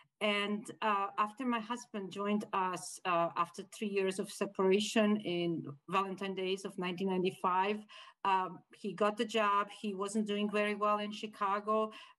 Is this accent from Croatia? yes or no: yes; Croatia; moved away as an adult; also born or lived in Bosnia; now in United States; I was born and raised in Croatia, got married in Bosnia, experienced war in Bosnia, flee to Croatia and moved several times looking for a quiet place